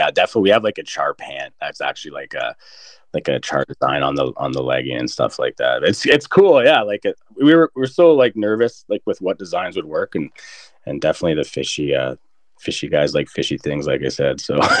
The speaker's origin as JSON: {"language": "English", "country": "Canada", "said": "they like that and stuff, that we're Canadian and stuff."}